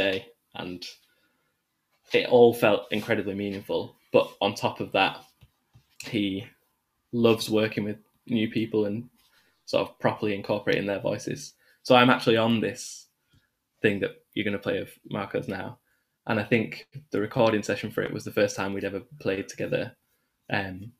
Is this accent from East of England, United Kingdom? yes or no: no; Manchester, North West England, United Kingdom; moved away as an adult; also born or lived in Birmingham; we're both from the same part of North Manchester